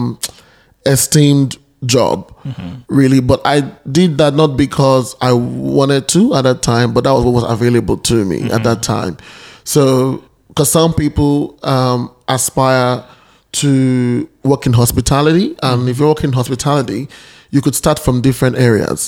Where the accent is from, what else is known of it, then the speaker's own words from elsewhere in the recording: Nigeria; moved away as an adult; now in Australia; I'm Nigerian by birth and now an Australian citizen